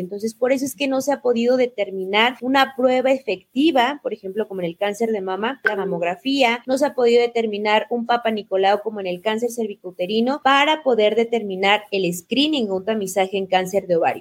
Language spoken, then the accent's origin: Spanish; Mexico; moved away as an adult; now in Ecuador; yo soy mexicana, ahora resido en Ecuador y bueno, toda mi formación fue en México